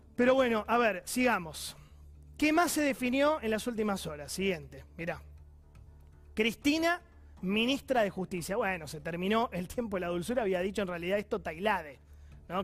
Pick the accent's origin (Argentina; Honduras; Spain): Argentina; como argentino